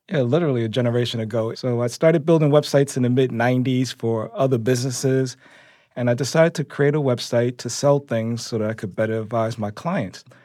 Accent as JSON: {"language": "English", "town": "New York City", "region": "New York", "country": "United States", "tie": "born or raised there", "said": "I grew up in Harlem"}